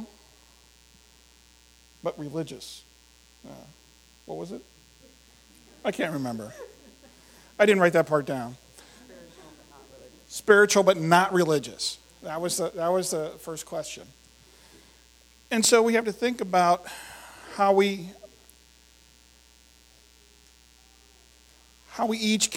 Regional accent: Indiana, Pennsylvania, United States; I grew up in Indiana, PA

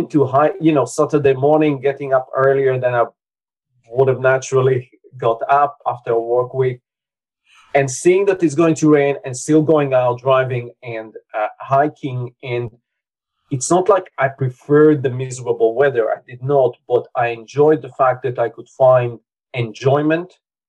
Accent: Latvia; first language Russian; English is a second language; my dad is from Belarus. My mother is from Latvia. I was born in Latvia, but I don't really have Latvian culture. So it was Soviet upbringing with a Russian culture

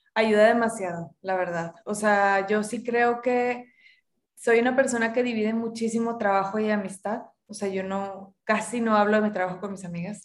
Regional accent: Monterrey, Nuevo León, Mexico; yo crecí, nací y crecí en Monterrey, mis papás ambos son regios también

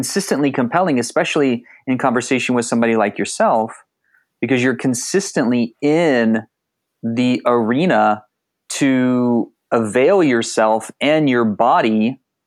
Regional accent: San Antonio, Texas, United States; also born or lived in Austin, Texas; I grew up in South Texas, San Antonio and Austin

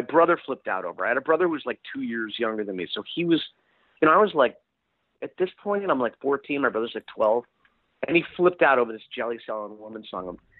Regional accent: Princeton, New Jersey, United States; I grew up in Princeton, New Jersey

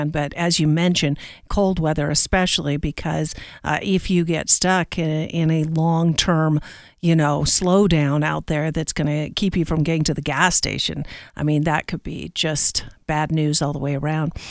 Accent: Pacific Northwest, United States; now in Colorado, United States; I, I came from the Northwest, which has a lot of rain, but not a lot of snow and ice. So, about 20 years ago is when I had to get used to it.

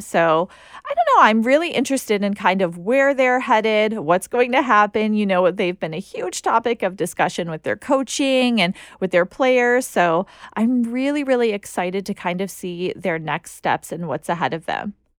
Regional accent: United States; being an American

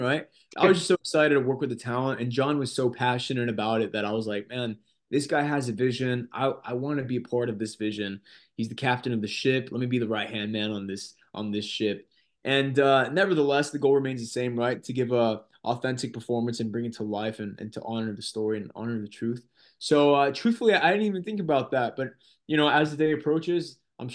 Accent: Corona, California, United States; my hometown is Corona, California

